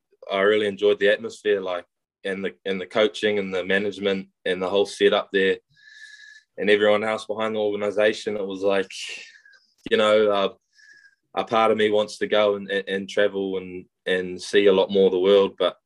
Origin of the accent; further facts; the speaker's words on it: Whakatane, Bay of Plenty, New Zealand; I'm from New Zealand. I grew up in a town called Whakatane. I've been here my whole life.